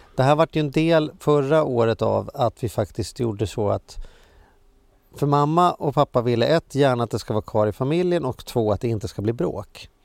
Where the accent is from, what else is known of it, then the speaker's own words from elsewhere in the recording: Sweden; livet som svensk